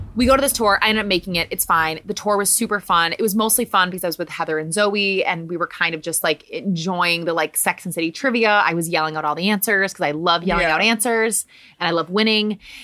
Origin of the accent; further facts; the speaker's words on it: Midwest, United States; also born or lived in New York; now in Weehawken, United States; And I'm from the Midwest, so I don't ever want to do that.